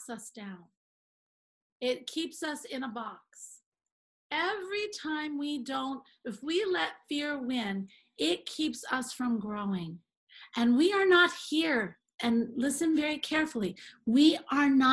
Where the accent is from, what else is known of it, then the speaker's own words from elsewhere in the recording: Vermont, United States; I grew up in Vermont on Shelburne Road